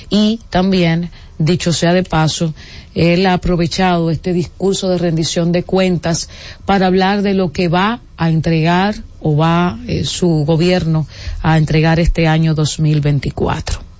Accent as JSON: {"language": "Spanish", "country": "Dominican Republic", "said": "estamos de fiesta como dominicanos y dominicanas"}